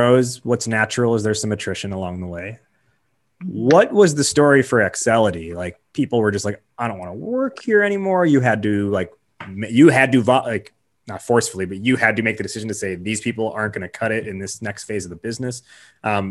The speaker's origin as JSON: {"language": "English", "town": "Chicago", "region": "Illinois", "country": "United States", "tie": "born or raised there", "said": "I'm born and raised in Chicago, so I fit that mold"}